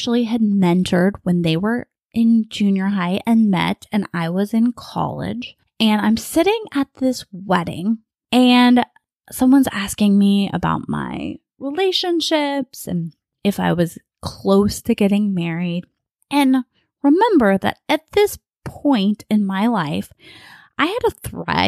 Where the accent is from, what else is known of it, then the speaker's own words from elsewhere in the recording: Bakersfield, California, United States; accent: a bit of a Southern accent; moved away as an adult; now in Southern California, United States; I'm from Bakersfield, which is in Central California.